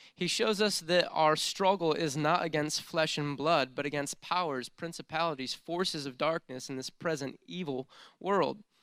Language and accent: English; United States; how good of a life I've had growing up in the United States of America